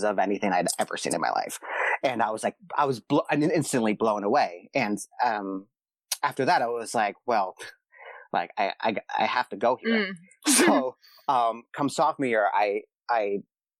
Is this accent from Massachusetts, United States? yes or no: yes; Boston, Massachusetts, United States; moved away as an adult; also born or lived in Pittsburgh; now in Los Angeles, United States; I grew up in Boston. That's where my parents are from